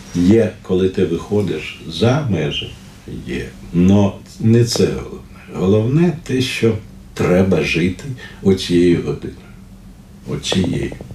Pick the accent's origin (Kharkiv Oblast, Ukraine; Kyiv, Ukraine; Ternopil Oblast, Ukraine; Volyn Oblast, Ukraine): Kyiv, Ukraine; Ukrainian is a second language; also born or lived in Leningrad (Saint Petersburg), Russia; Я у е, Ленінграді народився, і коли мені було 5 років. Е, ми приїхали до Києва